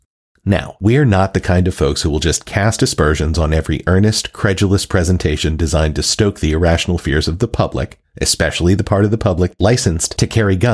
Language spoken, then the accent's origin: English; the South, United States; given that I grew up in the South